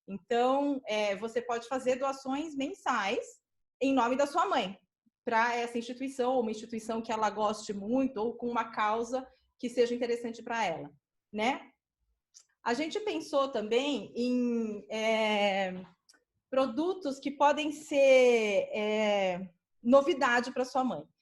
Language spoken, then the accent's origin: Portuguese; São Paulo, Brazil; a dona da loja onde eu cresci, que é a minha mãe, né? Dona Alice, é, Tem um comércio aqui na Zona Sul de São Paulo